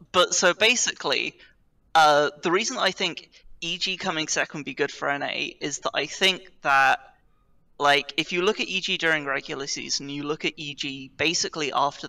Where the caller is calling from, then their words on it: London, United Kingdom; I am calling from the London, United Kingdom.